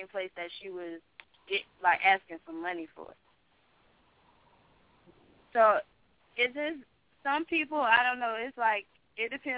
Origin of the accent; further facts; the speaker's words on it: Wilmington, North Carolina, United States; moved away; I'm from North Carolina, in Wilmington, North Carolina